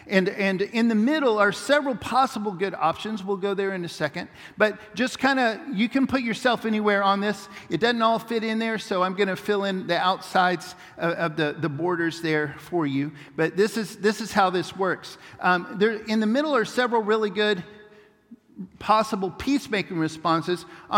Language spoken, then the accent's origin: English; Papua New Guinea; It was a powerful moment for when we were growing up in Papua New Guinea.